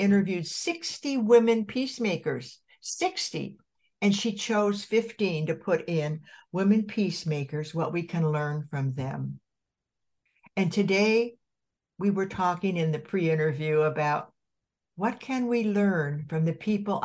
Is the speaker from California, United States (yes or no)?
yes; Santa Barbara, California, United States; also born or lived in Colorado; my hometown in Santa Barbara